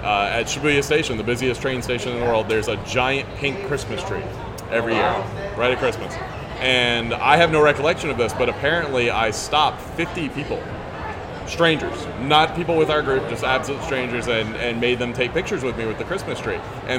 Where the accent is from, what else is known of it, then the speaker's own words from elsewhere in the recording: the South, United States; accent: Southern; moved away as an adult; also born or lived in Japan; And because I was from the South, and I got to teach them Southern.